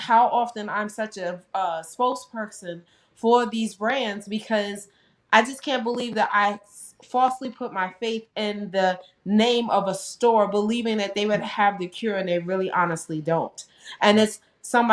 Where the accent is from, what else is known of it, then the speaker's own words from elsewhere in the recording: New York, United States; moved away as an adult; now in Delaware, United States; I'm from New York. You know, we would go to like Macy's, Nordstrom's or whatever